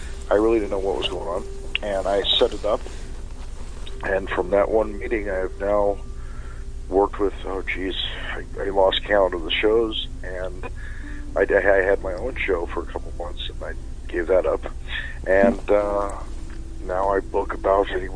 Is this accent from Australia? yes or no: no; San Diego, California, United States; I was raised in Southern California, San Diego to be precise.